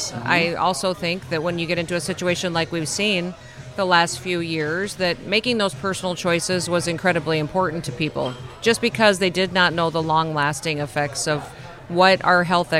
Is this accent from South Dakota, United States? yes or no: yes; South Dakota, United States; in my home state of South Dakota.